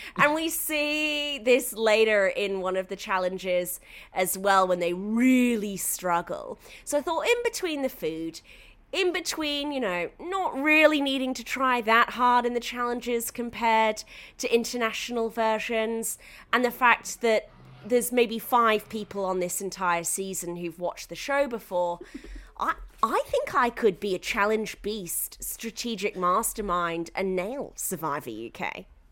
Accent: United Kingdom; now in Australia; I'm British

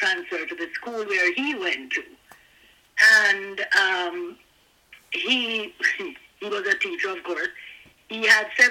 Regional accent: Jamaica; moved away as an adult; also born or lived in Kingston, Jamaica / Hanover, Jamaica; now in Canada; I was born in Kingston, Jamaica

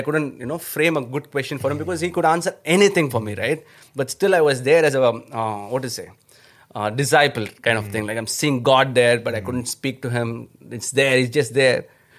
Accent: Chennai, Tamil Nadu, India; first language Tamil; English is a second language; No, when I started, when I was coming from my hometown, Chennai.

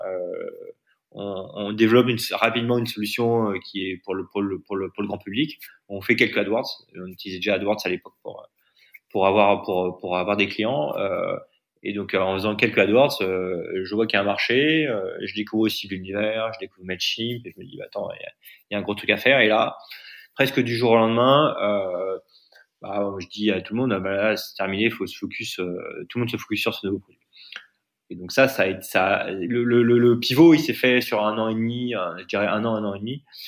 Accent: France; moved away; also born or lived in Delhi, India; je suis en Inde, moi, je suis français

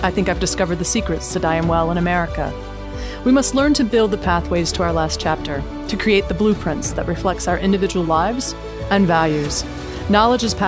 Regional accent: Wilmington, North Carolina, United States; moved away; I'm from Wilmington, North Carolina. But presently, I live in a 29-foot RV, and I'm going state to state

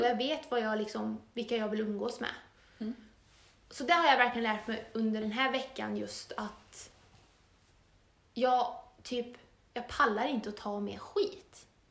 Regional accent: Torsby, Värmland, Sweden; moved away as an adult; now in Östersund, Sweden; våra första tjugo år bodde vi ju i Torsby

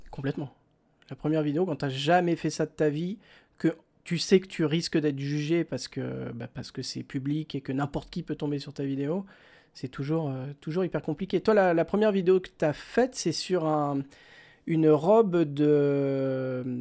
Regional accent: France; Oui, oui, je suis française.

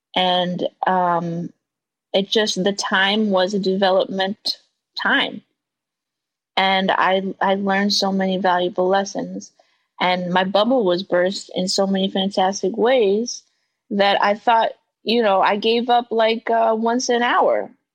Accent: New York, United States; living in New York, growing up in New York, listening to Hot 97.

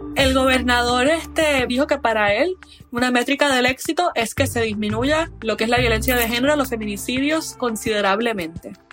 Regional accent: Puerto Rico; como mujer puertorriqueña

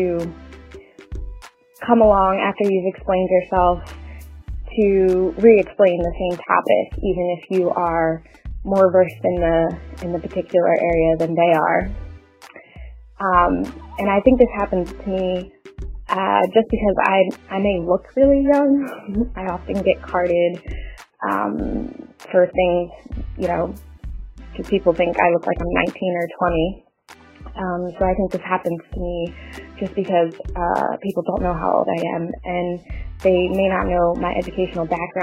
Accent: Philadelphia, Pennsylvania, United States; now in New York City, United States; I live in New York City, and I grew up in Philadelphia.

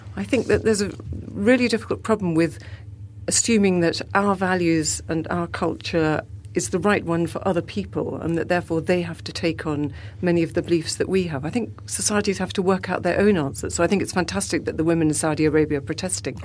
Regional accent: South Africa; moved away; I come from South Africa

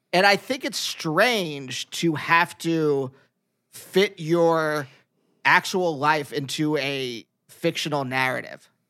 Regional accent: Pennsylvania, United States; moved away as an adult; also born or lived in New York; I'm from Pennsylvania

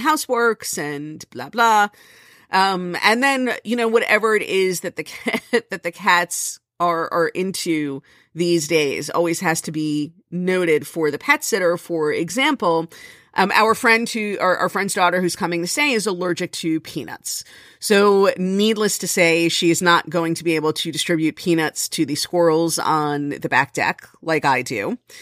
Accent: Florida, United States; now in New Jersey, United States; I come from Florida

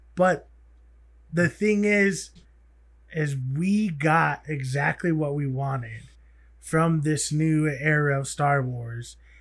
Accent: United States; being native, being an American

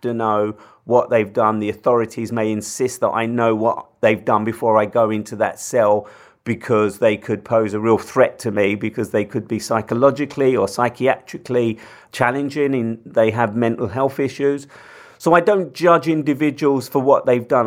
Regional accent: London, United Kingdom; I come from London, I live in London

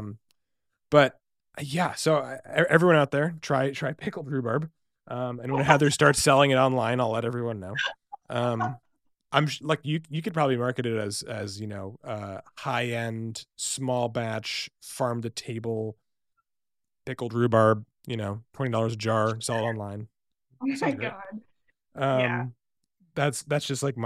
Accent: Boston, Massachusetts, United States; now in Seattle, United States; I grew up in Boston.

